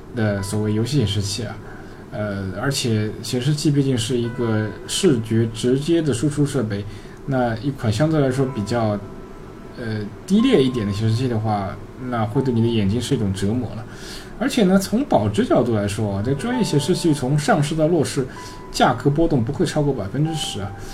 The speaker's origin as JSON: {"language": "Chinese", "country": "China", "said": "我们中国人"}